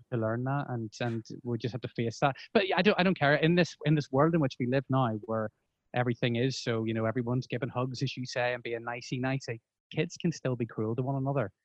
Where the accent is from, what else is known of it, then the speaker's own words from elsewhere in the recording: Bangor, Northern Ireland, United Kingdom; I grew up in Bangor. I, I went to school in Belfast